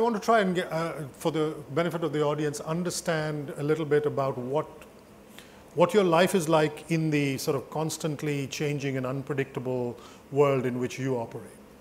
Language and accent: English; United States; I'm Amer American.